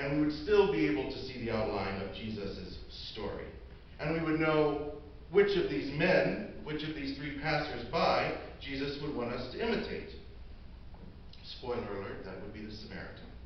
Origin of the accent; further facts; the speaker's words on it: Decatur, Illinois, United States; I am from Decatur, Illinois. That's my hometown